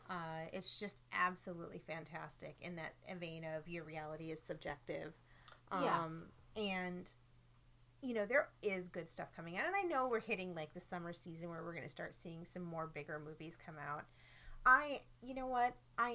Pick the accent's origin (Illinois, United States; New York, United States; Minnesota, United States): Minnesota, United States; as a Minnesotan girl